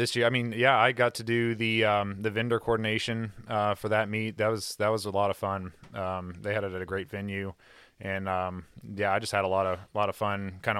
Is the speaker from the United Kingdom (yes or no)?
no; United States; we're rednecks from Kentucky